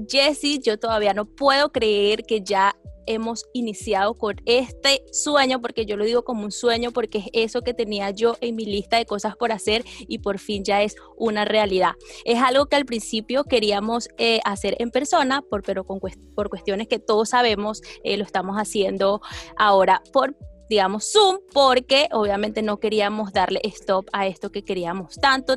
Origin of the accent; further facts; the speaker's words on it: Venezuela; Yo soy venezolana